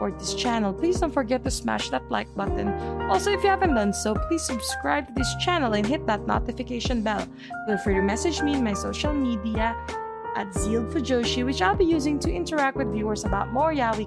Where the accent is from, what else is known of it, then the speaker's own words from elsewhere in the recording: Philippines; me being Filipino, that Filipino pride be hitting me different